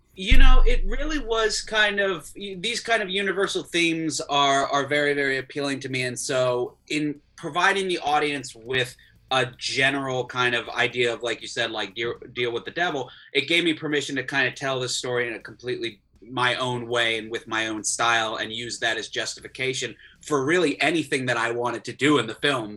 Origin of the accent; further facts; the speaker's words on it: Florida, United States; I grew up in Florida